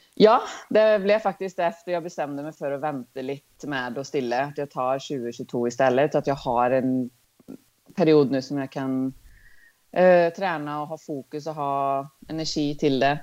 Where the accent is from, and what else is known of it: Sweden; now in Norway